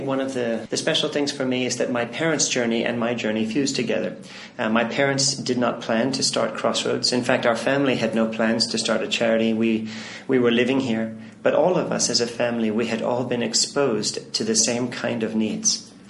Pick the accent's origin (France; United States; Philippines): Philippines; My whole childhood, I had the privilege of seeing a lot of places in need. I grew up in the Philippines.